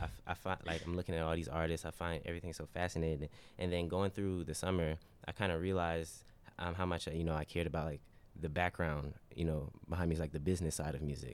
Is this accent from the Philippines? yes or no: no; Charlotte, North Carolina, United States; I'm from Charlotte